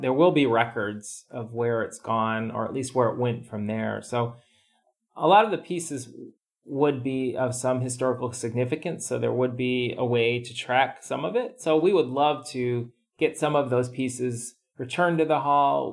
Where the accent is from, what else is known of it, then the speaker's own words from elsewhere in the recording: United States; moved away; growing up in the America